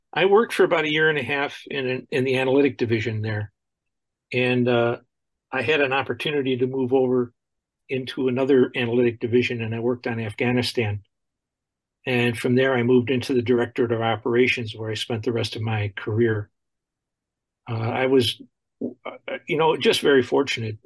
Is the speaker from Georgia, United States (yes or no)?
no; Buffalo, New York, United States; I grew up in Buffalo, New York, and I went to school there